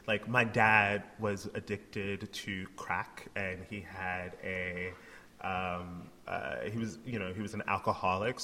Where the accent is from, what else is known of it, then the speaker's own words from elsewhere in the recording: Anderson, South Carolina, United States; moved away; also born or lived in Olympia, Washington; I grew up in Anderson, grew up in poverty, started singing in the church